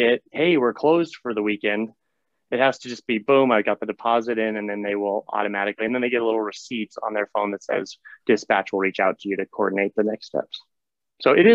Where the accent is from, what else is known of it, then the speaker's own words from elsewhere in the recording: Montana, United States; I grew up in Montana